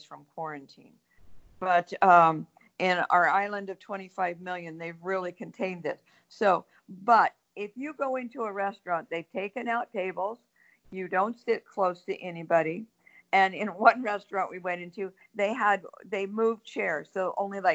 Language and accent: English; Minnesota, United States; growing up in Minnesota, my parents maybe ate out once a month